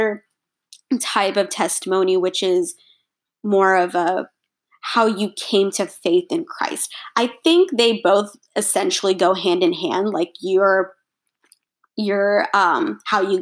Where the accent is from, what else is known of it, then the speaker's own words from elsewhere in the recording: Texas, United States; also born or lived in India; I was born in India. My family is Indian, if that wasn't clear. My parents and I moved to Texas. We moved to the United States when I was 15 months old.